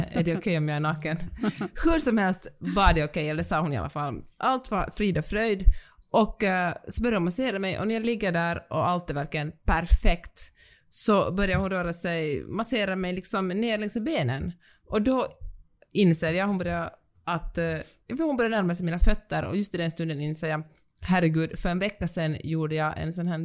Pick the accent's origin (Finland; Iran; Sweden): Finland; accent: Finland-Swedish; Och jag, den finlandssvenska rösten